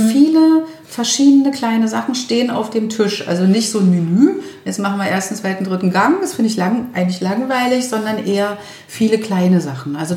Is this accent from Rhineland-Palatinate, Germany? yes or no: no; Berlin, Germany; Berlinerin zu sagen, ich muss mir das selber sagen, alles, alles wird gut.